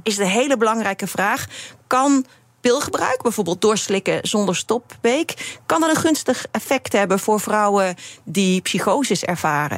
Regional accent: Limburg, Netherlands; Ik kom uit Limburg

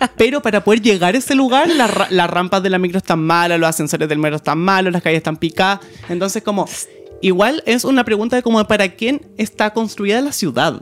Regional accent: Sixth Region, O'Higgins, Chile; Soy del campo, de la sexta región

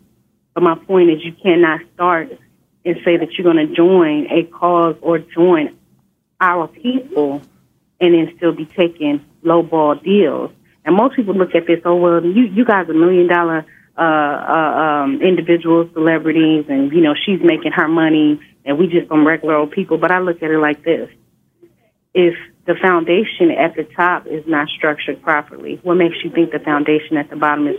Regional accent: Inglewood, California, United States; I grew up in Inglewood, California.

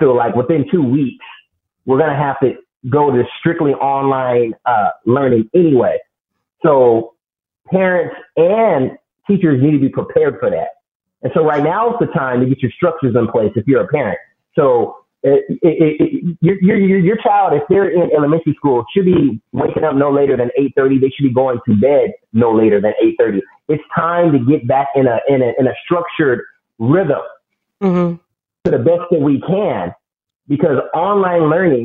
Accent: Phoenix, Arizona, United States; moved away as an adult; now in Dallas, United States; I'm from West Phoenix, the bad part of Phoenix. Decided that I needed to leave where I was from, planted my roots in Dallas, Texas

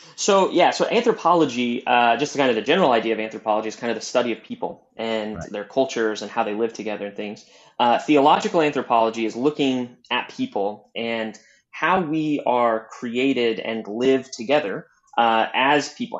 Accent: Southwest Missouri, United States; moved away as an adult; now in Chicago, United States; I'm originally from Southwest Missouri. I'm a true hillbilly that grew up on uh, farmlands and in the hills

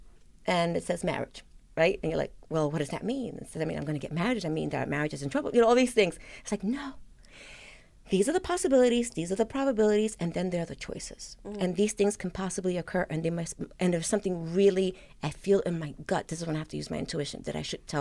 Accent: New York City, New York, United States; I grew up in the South Bronx, and you know, there was a lot of violence, and this was, you know, in the 70s

